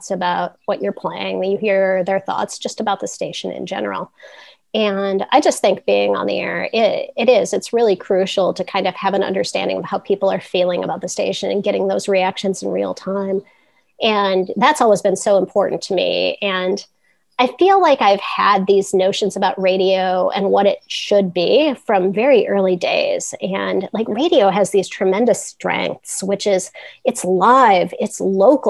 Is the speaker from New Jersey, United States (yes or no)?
no; North Central Illinois, United States; also born or lived in Lafayette; now in Chicago, United States; I grew up in North Central Illinois, and I went to college in the suburbs.